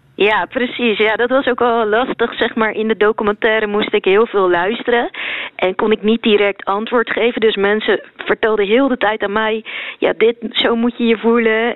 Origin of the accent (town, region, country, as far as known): Netherlands; born or raised there; also born or lived in Sri Lanka